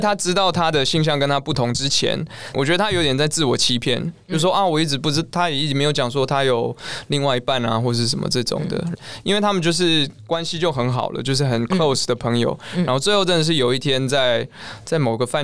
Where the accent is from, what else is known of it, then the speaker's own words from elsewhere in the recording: Taiwan; now in Taipei, Taiwan; 我是真的回我老家去把以前的那些录音带一大袋整个扛扛扛到台北